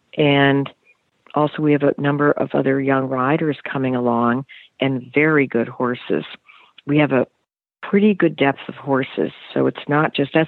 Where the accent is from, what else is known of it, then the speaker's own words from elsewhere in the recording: United States; I know I'm American